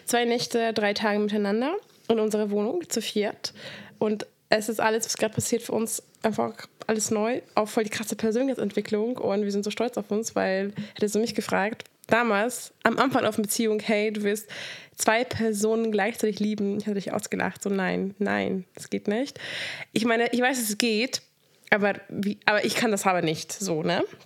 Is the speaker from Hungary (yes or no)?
yes; Hungary; moved away; Ich bin in Ungarn aufgewachsen